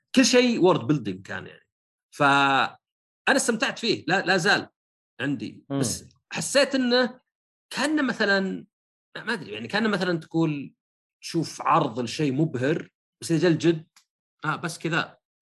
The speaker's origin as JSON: {"language": "Arabic", "country": "Saudi Arabia"}